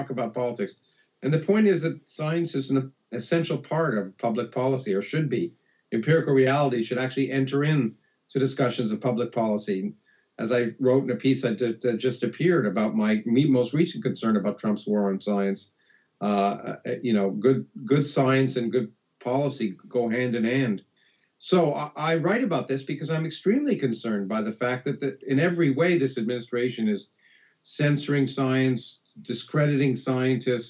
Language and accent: English; Canada; moved away as an adult; now in United States; I grew up in Canada. I came to the United States because of the graduate schools and to be educated.